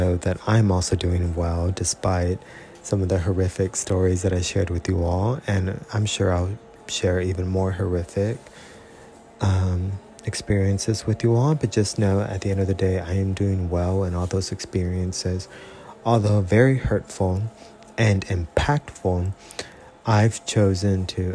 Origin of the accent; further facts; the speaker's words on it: Robstown, Texas, United States; moved away as an adult; also born or lived in Corpus Christi, Texas / San Antonio, Texas; now in California, United States; I was born in Corpus Christi, raised in Robstown, Texas, from the years of basically an infant to about 12 or 13.